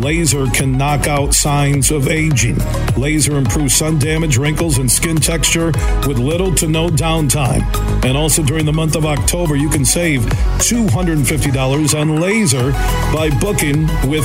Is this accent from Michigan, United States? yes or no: yes; Sparta, Michigan, United States; when I was growing up in Sparta